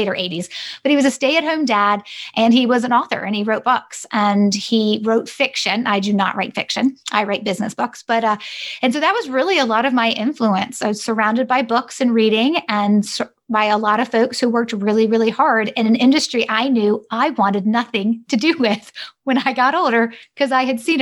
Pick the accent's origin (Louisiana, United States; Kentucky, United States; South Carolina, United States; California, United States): South Carolina, United States; Greenville; also born or lived in Boulder, Colorado; I was born and raised in Greenville, South Carolina, except for the three-year adventure we had when my parents moved my brother and I to Boulder, Colorado.